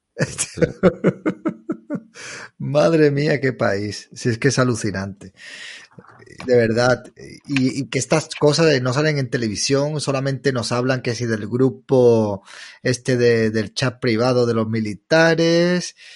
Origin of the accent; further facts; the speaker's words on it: Málaga, Andalusia, Spain; Yo de Málaga.